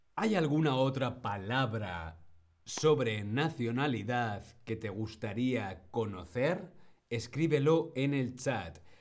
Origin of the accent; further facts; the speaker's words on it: Spain; Mi nacionalidad es español. Yo soy español.